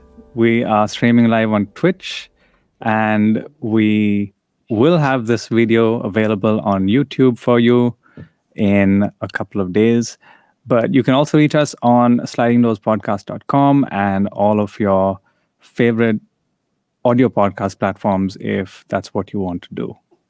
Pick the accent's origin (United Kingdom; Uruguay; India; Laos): India; even though we grew up in India, reading and experiencing a lot of the Western media